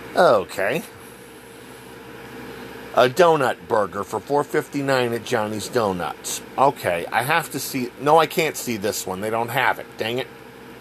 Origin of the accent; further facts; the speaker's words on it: Texas, United States; Growing up in Texas, I remember my mother would go out of her way for a gordita